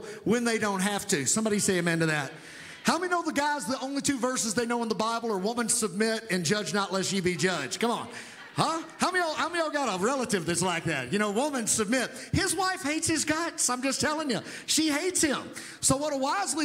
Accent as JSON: {"language": "English", "town": "Providence", "region": "Kentucky", "country": "United States", "tie": "born or raised there", "also_born_or_lived": "Tulsa, Oklahoma", "moved": "as an adult", "said": "I was raised in a small town, Western Kentucky."}